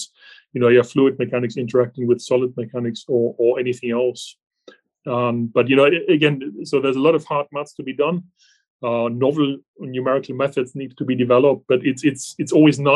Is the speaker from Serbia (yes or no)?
no; Germany; English is a second language; moved away as an adult; I actually started off as an engineer originally in Germany. You can probably hear from my accent that I'm not from this country originally